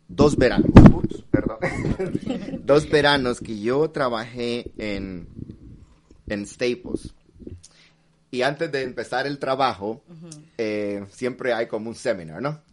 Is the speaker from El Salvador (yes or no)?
yes; El Salvador; yo nací en El Salvador